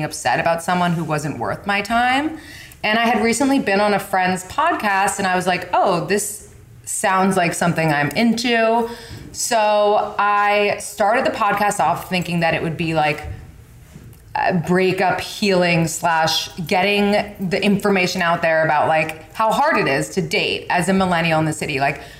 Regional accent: New York City, New York, United States; I'm from New York City

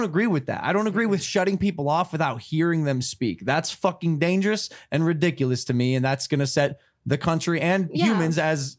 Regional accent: Ohio, United States; Mind you, I'm from Ohio and I grew up hunting and I've hunted. I grew up with firearms.

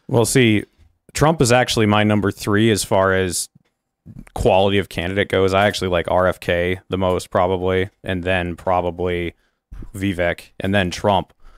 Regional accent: New Hampshire, United States; I'm from New Hampshire.

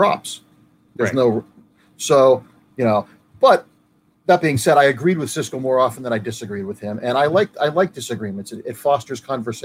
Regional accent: Ohio, United States; as a kid growing up in Ohio

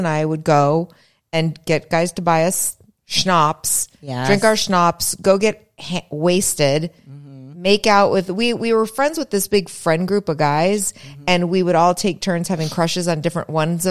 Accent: Springfield, Massachusetts, United States; moved away; I was in Springfield, Mass at this time.

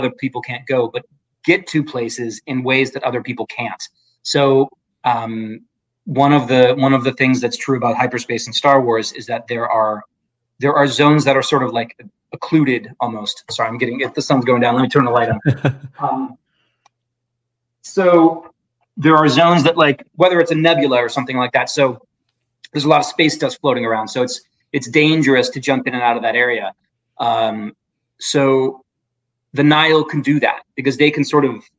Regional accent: Midwest, United States; I grew up in the Midwest

